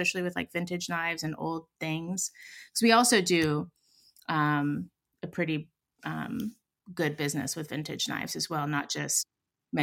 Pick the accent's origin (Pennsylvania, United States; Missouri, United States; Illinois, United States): Pennsylvania, United States; Pittsburgh; now in San Francisco, United States; I come from Pittsburgh. I come from a steel mill family on my dad's side